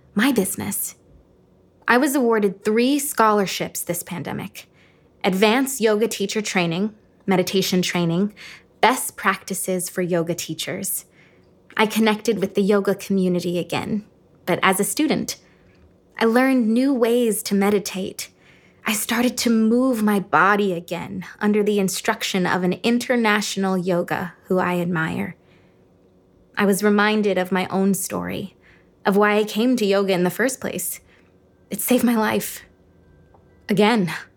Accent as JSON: {"language": "English", "town": "Cleveland", "region": "Ohio", "country": "United States", "tie": "born or raised there", "said": "my hometown, Cleveland, Ohio."}